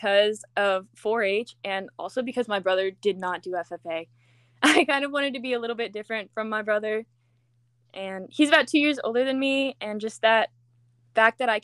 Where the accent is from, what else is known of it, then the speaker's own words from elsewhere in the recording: Plentywood, Montana, United States; I'm from Plentywood, Montana